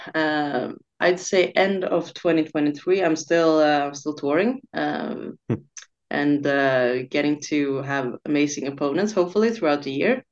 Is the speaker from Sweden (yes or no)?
yes; Stockholm, Stockholm County, Sweden; trying as well to build something here in my hometown in Scandinavia.